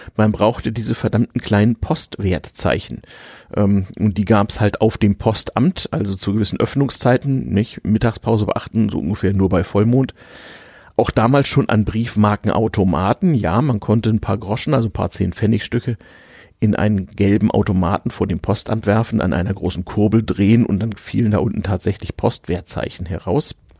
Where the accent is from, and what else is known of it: Germany; also born or lived in Sweden